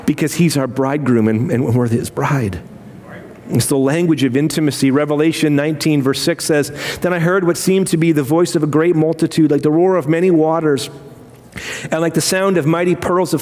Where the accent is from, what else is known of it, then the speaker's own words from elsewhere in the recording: United Kingdom; I'm British